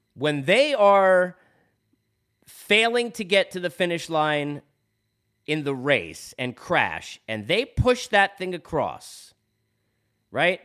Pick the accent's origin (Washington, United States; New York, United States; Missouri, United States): New York, United States; being in New York and growing up in New York my whole life